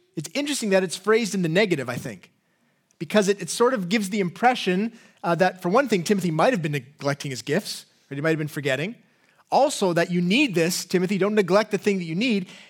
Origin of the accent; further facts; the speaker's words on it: England, United Kingdom; accent: English; my English accent